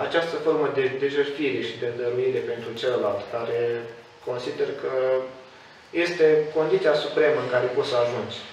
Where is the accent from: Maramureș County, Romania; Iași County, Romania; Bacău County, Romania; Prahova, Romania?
Iași County, Romania; Hârlău; în orașul uh, natal, de unde sunt eu, Hârlău